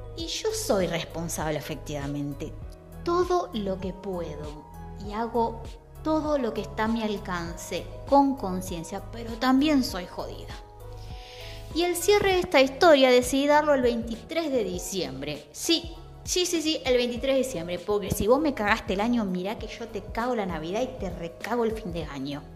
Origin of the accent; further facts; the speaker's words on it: Santa Fe, Argentina; moved away; also born or lived in southern Argentina; mi ciudad natal, estoy en Santa Fe.